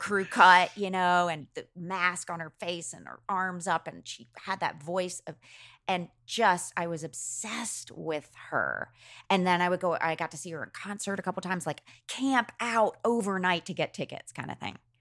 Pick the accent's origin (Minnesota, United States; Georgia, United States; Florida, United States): Georgia, United States; Macon; I grew up in Macon